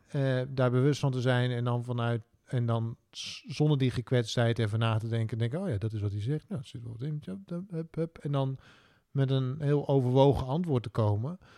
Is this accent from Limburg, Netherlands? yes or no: no; Drenthe, Netherlands